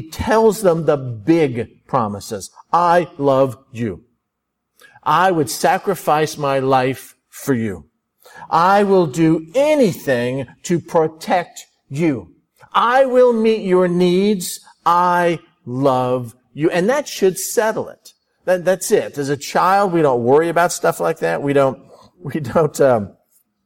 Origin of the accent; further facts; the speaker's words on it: Florida, United States; I grew up in Florida.